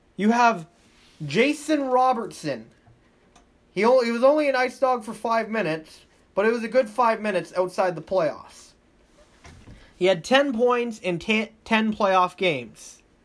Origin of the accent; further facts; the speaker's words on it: Welland, Ontario, Canada; I had a page covering the Junior B team, uh, in, in my, Junior B teams in my hometown